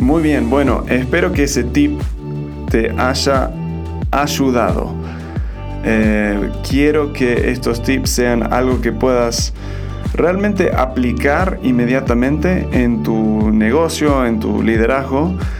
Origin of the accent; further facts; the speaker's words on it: Argentina; now in Mexico; soy un gringo, pero me crié en Argentina y ahora estoy viviendo en México.